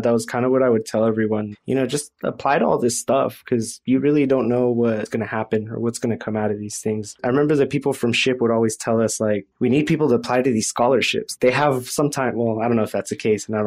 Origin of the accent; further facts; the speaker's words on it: Fresno, California, United States; I grew up in the Central Valley here in Fresno, California